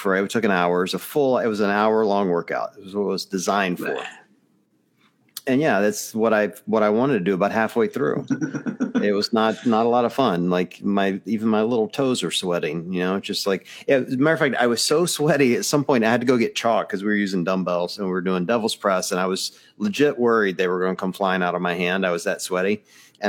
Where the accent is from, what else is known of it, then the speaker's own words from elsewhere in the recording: Mississippi, United States; now in Ohio, United States; I'm from Mississippi